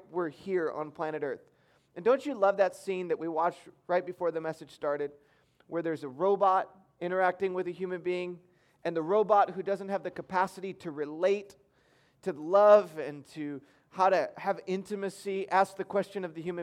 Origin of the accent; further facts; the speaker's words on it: Michigan, United States; I grew up in Michigan